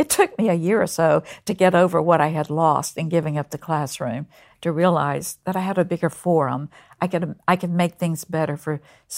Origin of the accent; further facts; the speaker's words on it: Concord, North Carolina, United States; I grew up just outside of Mill Village in Concord, North Carolina.